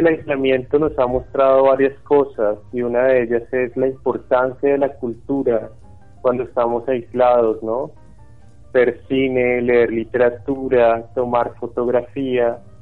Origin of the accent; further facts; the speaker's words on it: Ibagué, Tolima, Colombia; Yo nací, bueno, aquí en Ibagué y me crié en una casa